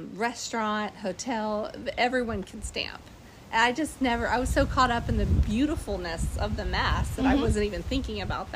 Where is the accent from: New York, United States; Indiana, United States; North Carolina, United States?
North Carolina, United States; North Carolina, America